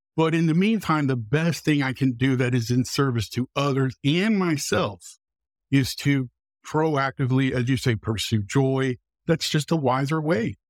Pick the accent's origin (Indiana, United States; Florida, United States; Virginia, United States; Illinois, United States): Indiana, United States; Muncie; also born or lived in Iowa; I was born in Muncie, Indiana